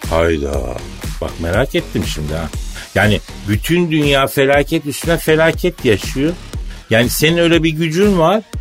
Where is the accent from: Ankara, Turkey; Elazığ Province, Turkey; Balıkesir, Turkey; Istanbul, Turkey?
Elazığ Province, Turkey; Elazığ; born there; Elazığ doğumluyum abi ben.